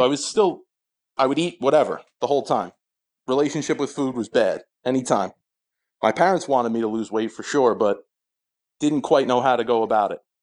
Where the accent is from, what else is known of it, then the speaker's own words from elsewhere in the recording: Sayreville, New Jersey, United States; I'm from Sayreville, New Jersey, my whole life, currently live in a neighboring town.